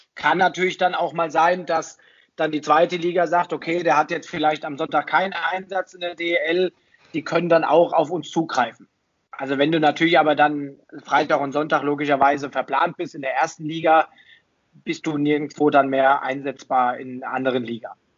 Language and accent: German; Kronberg im Taunus, Hesse, Germany; also born or lived in Fulda; now in Bad Nauheim, Germany; gebürtig aus Fulda, aufgewachsen im schönen Taunus, in Kronberg im Taunus. Also auch wasch äh, waschechter Hesse